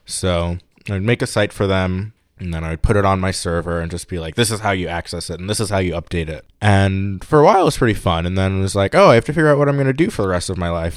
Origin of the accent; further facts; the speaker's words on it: New York City, New York, United States; moved away as an adult; also born or lived in Pittsburgh; I'm from New York. So I grew up in New York City, bouncing between Queens and Brooklyn